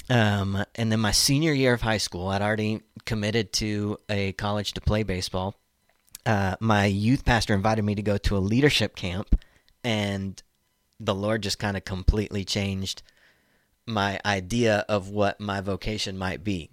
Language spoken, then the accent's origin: English; Tulsa, Oklahoma, United States; moved away as an adult; also born or lived in Fayetteville; I'm from Tulsa, Oklahoma, born and raised